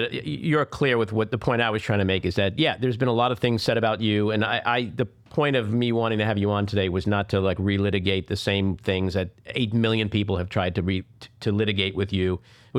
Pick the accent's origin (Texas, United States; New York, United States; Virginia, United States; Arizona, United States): New York, United States; Rockaway; I'm not. I'm from Queens. I'm from Rockaway.